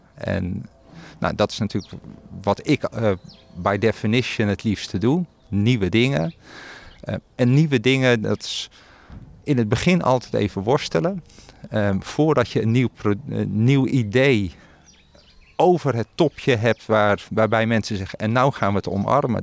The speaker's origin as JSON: {"language": "Dutch", "country": "Netherlands", "also_born_or_lived": "Belgium", "said": "wij in Nederland"}